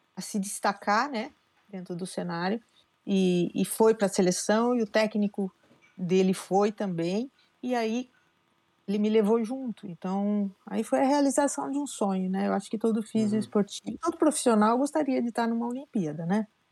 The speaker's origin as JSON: {"language": "Portuguese", "town": "Piracicaba", "region": "São Paulo", "country": "Brazil", "tie": "born or raised there", "moved": "as an adult", "said": "eu sou nascida em Piracicaba"}